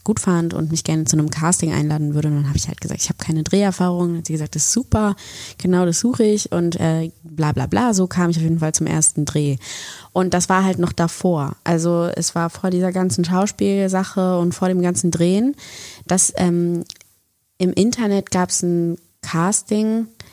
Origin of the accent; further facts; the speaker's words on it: Bonn, North Rhine-Westphalia, Germany; moved away as an adult; now in Berlin, Germany; ich komme ursprünglich aus Bonn bin nach Berlin gegangen nach dem Abi